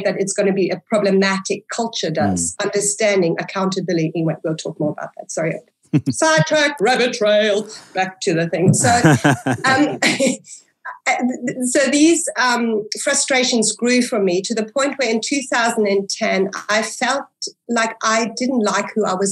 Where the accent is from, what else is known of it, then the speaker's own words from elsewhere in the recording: South Africa; English is a second language; also born or lived in Germany; I was born in Germany in a non-religious home, so to speak. You know, there was an idea about God, but it was held very far away. We then migrated to South Africa. So I was an immigrant, a little girl, an immigrant who could not speak English